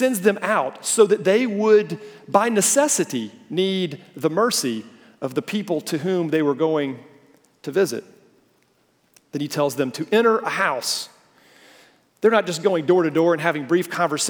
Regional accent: the South, United States; we Southerners

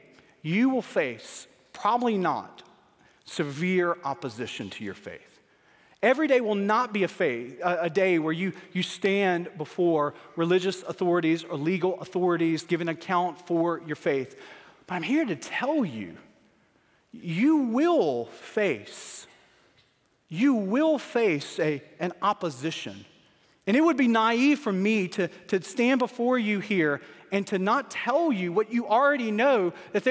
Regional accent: Starkville, Mississippi, United States; moved away as an adult; I was born in Starkville, Mississippi

